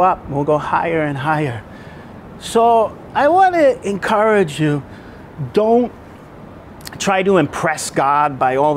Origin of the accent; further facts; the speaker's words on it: New York, United States; now in Brisbane, Australia; I'm from New York